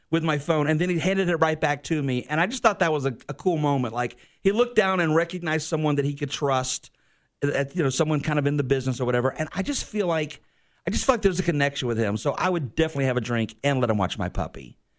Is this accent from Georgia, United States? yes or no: yes; Sandersville, Georgia, United States; moved away; I'm from Sandersville